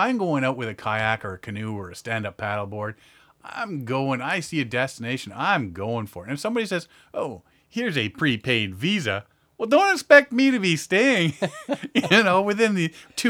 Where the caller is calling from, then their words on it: Bolivia; I am calling from Bolivia.